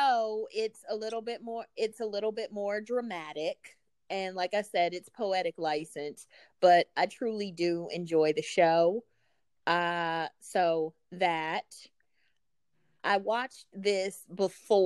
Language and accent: English; Midwest, United States; I was in high school in 1997, and I grew up in the Midwest